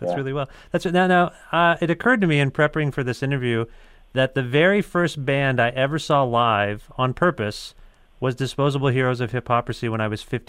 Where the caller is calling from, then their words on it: Ontario, Canada; I'm calling you from Ontario.